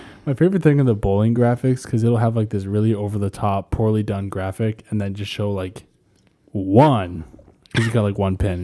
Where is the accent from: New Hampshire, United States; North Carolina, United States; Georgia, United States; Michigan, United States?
New Hampshire, United States; I grew up in New Hampshire